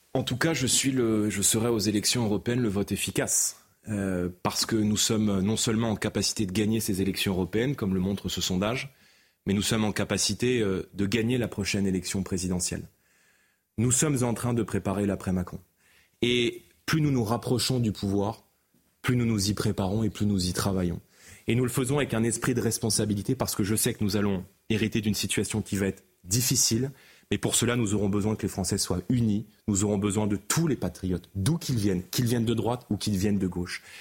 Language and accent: French; Seine-Saint-Denis, Île-de-France, France; j'ai grandi en Seine-Saint-Denis